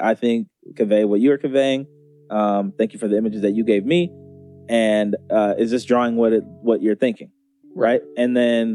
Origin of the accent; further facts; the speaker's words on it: Beaverton area, near Portland, Oregon, United States; I grew up on Main Street